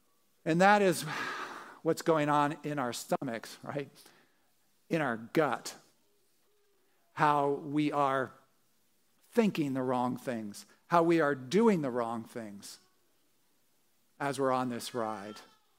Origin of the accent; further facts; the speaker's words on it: New Jersey, United States; as I said, growing up in Jersey, would go down to the shore, you know, go on these roller coasters.